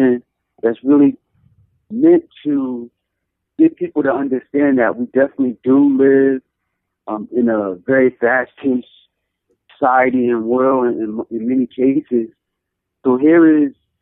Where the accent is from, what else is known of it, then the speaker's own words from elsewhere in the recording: Paterson, New Jersey, United States; my hometown, Patterson